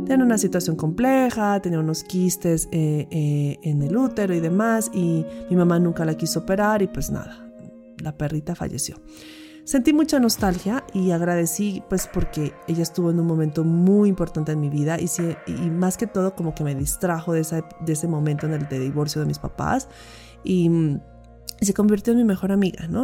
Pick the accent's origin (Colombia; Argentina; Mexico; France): Colombia; Pasto, Nariño; durante mi vida de pequeña en Pasto